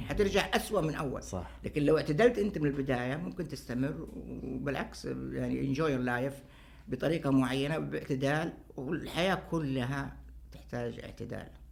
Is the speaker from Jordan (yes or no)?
no; Saudi Arabia; عندنا في السعودية